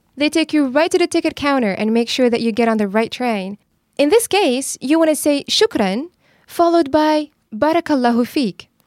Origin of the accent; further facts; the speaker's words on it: Rabat, Rabat-Salé-Kénitra, Morocco; I was born in Rabat